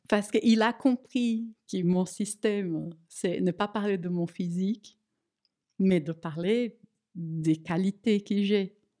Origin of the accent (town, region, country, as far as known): Brazil; French is a second language; moved away as an adult; now in France